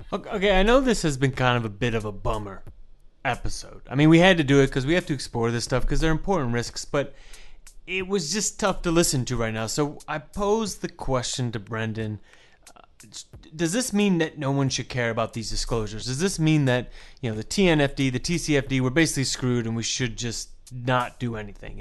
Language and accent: English; United States; I'm American